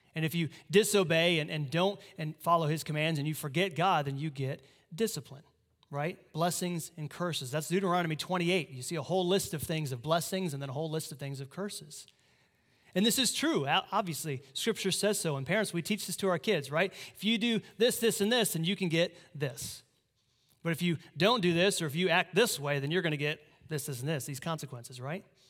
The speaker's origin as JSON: {"language": "English", "region": "Iowa", "country": "United States", "moved": "yes", "said": "I'm from Iowa"}